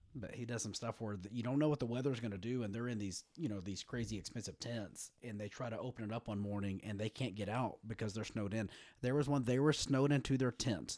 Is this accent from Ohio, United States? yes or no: no; West Texas, United States; I grew up in West Texas